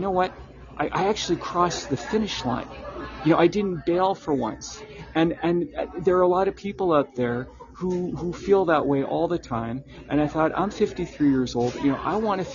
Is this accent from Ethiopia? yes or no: no; Canada; me as a Canadian